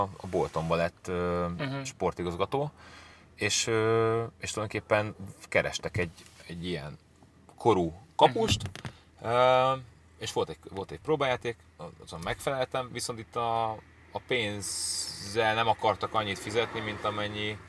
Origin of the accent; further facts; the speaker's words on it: Budapest, Hungary; moved away as an adult; also born or lived in England; én Akvinkumon nőttem fel